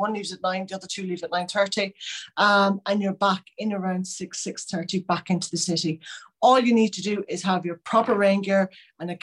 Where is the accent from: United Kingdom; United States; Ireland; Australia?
Ireland; Connemara, Connacht; I'm born and bred in Connemara.